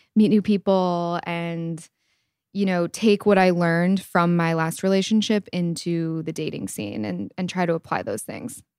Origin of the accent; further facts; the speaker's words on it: East Lansing, Michigan, United States; I'm from East Lansing, Michigan, small town, and I am twenty-seven years old